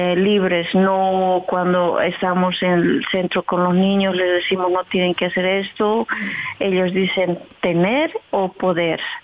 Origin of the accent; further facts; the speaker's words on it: southern Bolivia, Bolivia; now in Netherlands; Yo soy de Bolivia, soy del sur de Bolivia, que se llama Pisa, y vivo por aquí a 21 años